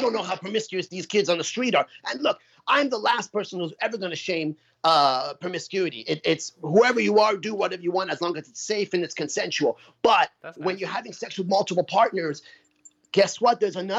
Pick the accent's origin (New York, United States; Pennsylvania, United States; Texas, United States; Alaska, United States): New York, United States; I'm from New York, so we're sharp. We're New Yorkers, we're sharp.